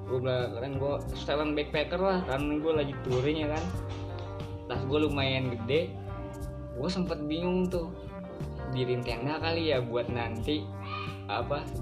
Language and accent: Indonesian; Jakarta, Indonesia; gue dari Jakarta bang gue backpacker